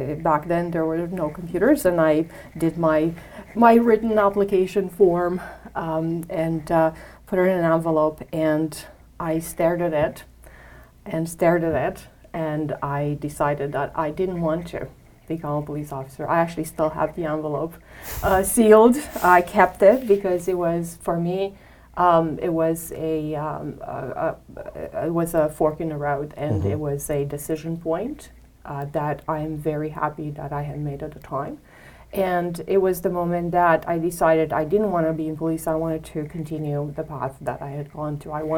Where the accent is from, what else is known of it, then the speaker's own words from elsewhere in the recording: Romania; English is a second language; moved away as an adult; now in Canada; I was new to Canada. As you know, I'm from Romania. I came here when I was very young. I was 21